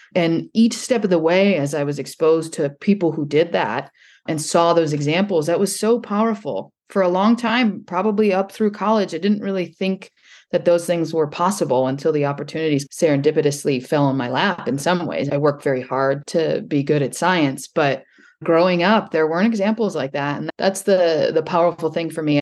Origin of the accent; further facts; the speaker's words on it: northern Indiana, United States; I grew up in the Great Lakes in northern Indiana.